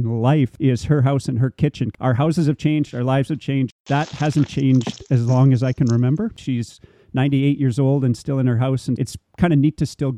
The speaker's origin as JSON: {"language": "English", "town": "Thompson", "region": "Manitoba", "country": "Canada", "tie": "born or raised there", "also_born_or_lived": "Minnedosa, Manitoba", "said": "I was born in Minnedosa"}